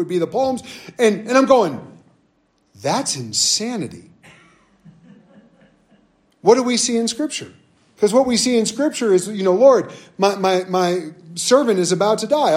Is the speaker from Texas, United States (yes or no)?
no; Southern California, United States; moved away as an adult; also born or lived in North Dakota; I grew up in Southern California